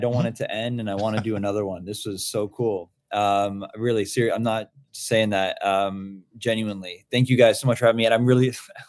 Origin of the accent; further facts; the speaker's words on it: New York, United States; I'm a New Yorker.